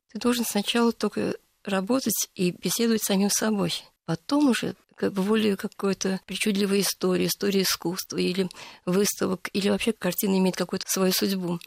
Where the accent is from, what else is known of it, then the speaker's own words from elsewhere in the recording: Moscow, Russia; moved away as an adult; also born or lived in Baku / Saint Petersburg; я вообще-то москвичка